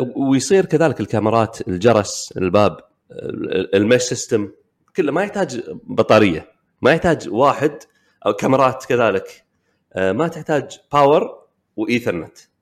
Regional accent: Kuwait; عندنا بالكويت

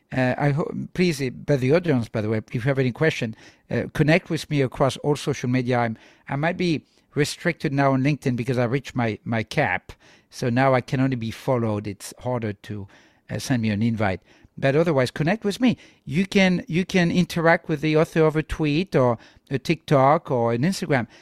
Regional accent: France; I'm from France

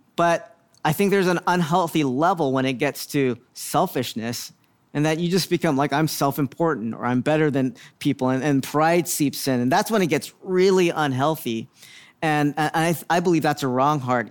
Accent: Philippines; I'm Filipino

